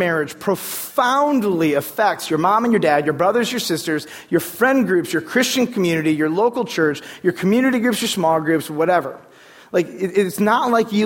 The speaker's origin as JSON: {"language": "English", "country": "United States", "said": "growing up in American culture"}